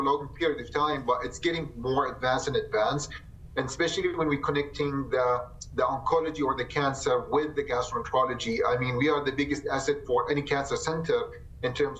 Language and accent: English; Jordan; moved away as an adult; also born or lived in Michigan / Tampa, Florida; now in Rapid City, United States; I came from Jordan and I did my medical school there, and then I moved to the state and to Michigan in 2015